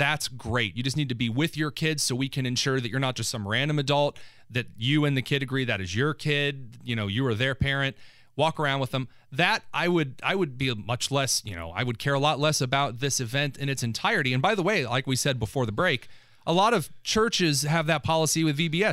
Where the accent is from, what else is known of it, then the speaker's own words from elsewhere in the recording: New Castle, Indiana, United States; Our church that I grew up with in Newcastle